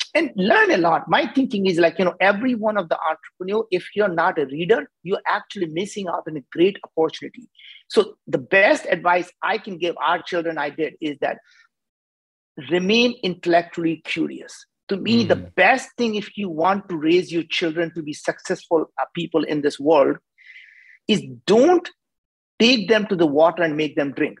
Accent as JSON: {"language": "English", "country": "India", "said": "as an Indian, I cannot pronounce the word"}